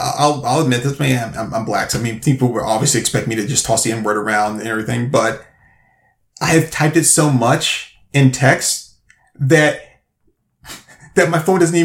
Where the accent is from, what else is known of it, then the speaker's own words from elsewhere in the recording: the South, United States; I mean, you know, growing up in the South